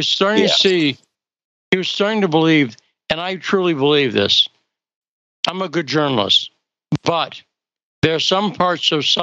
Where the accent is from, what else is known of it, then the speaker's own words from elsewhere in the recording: Western Massachusetts, United States; I grew up in Western Massachusetts